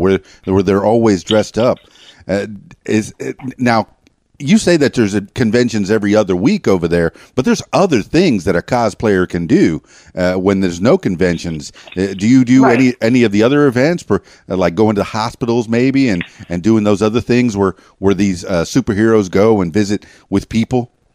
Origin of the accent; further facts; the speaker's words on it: Miami, Florida, United States; I'm from Miami